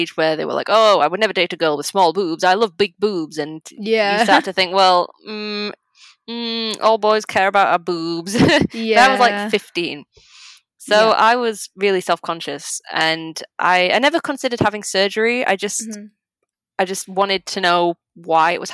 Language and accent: English; England, United Kingdom; I'm English, I'm not Polish